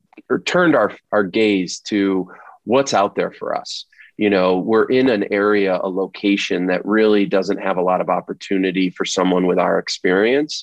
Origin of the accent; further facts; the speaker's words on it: Rochester, New York, United States; moved away as an adult; we decided to move back to my hometown. And we realized quickly that in a town like Rochester, New York